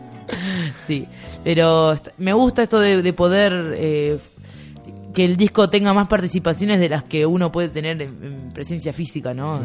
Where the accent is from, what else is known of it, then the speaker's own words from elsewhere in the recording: Buenos Aires, Argentina; yo vengo de Buenos Aires